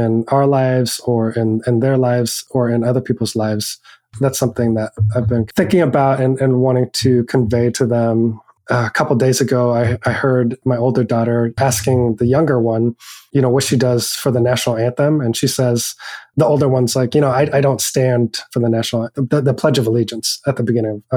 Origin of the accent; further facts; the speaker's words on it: Oregon, United States; also born or lived in Hong Kong; now in Merced, United States; I grew up in Oregon and my family is white. We lived in a pretty rural town of 15,000 people